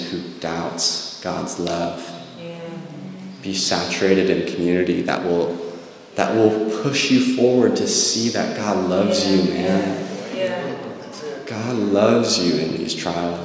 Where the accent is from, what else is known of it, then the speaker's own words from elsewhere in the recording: Monterey, California, United States; I grew up in Monterey, and so I worked at the aquarium